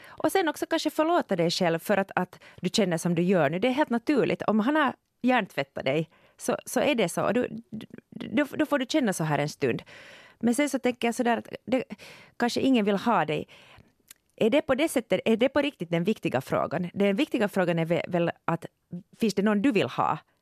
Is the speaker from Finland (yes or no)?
yes; Finland; jag är född i Finland